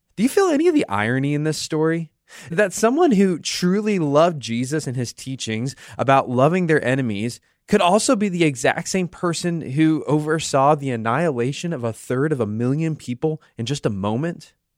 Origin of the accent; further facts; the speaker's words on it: Independence, Missouri, United States; where I grew up in Independence, Missouri